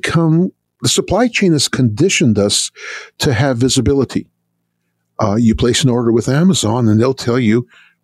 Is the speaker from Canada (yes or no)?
yes; Canada; now in United States; I grew up in Canada